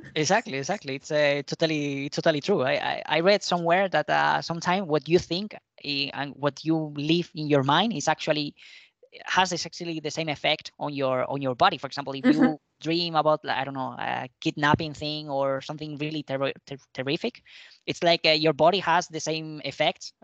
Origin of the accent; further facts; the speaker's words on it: Spain; English is a second language; moved away as an adult; now in Madrid, Spain; go to visit my parents, which is a smaller town in the south